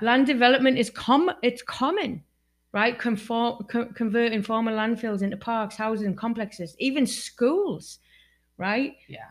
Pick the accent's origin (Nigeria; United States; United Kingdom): United Kingdom; Newton Aycliffe, North East England; moved away; I'm from England, right? And um, where I live in this town called Newton Aycliffe